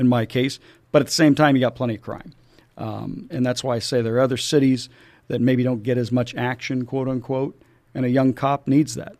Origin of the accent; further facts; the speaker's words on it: Julian, California, United States; as a kid, I grew up in Julian